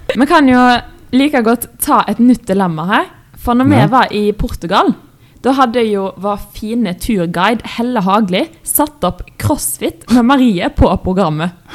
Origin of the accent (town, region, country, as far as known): Østfold, Norway; accent: Østfold dialect, thick L